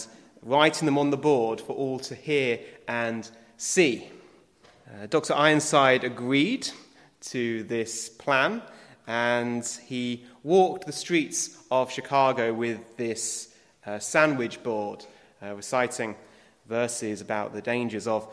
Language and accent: English; United Kingdom; being British